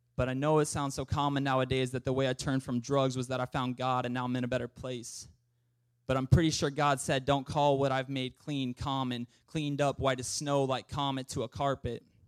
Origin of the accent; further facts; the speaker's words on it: Montana, United States; I'm also from Montana